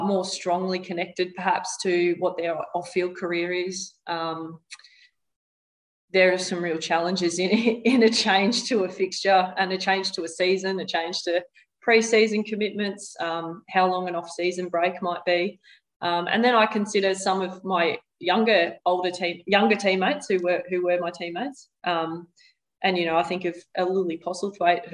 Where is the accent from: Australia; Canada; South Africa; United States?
Australia; Victoria; moved away as an adult; now in Brisbane, Australia; growing up in Victoria and living in Victoria for the first 31 or 32 years of my life